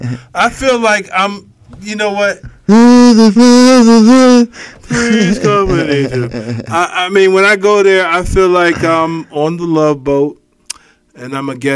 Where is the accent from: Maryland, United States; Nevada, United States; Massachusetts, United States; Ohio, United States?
Ohio, United States; Cleveland; I'm not from Canton. I'm from Cleveland, Ohio.